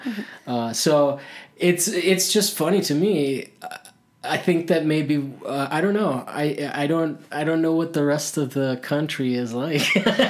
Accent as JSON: {"language": "English", "town": "Miami", "region": "Florida", "country": "United States", "tie": "born or raised there", "said": "No, my parents are Cuban. I grew up in Miami, and we moved around because my dad worked for the EU."}